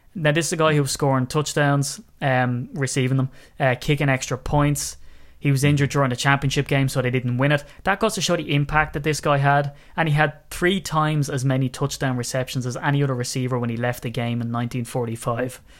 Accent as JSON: {"language": "English", "country": "Ireland", "said": "as an Irishman"}